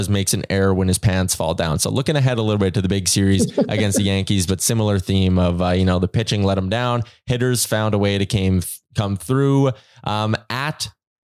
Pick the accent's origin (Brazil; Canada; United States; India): Canada; the Canadian Jays fan in me